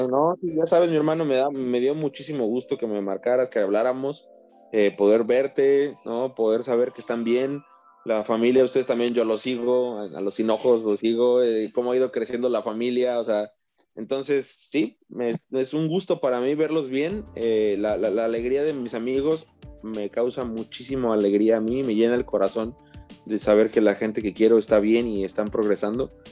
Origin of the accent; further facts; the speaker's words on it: Mexico; moved away as an adult; now in British Columbia, Canada; somos dos mexicanos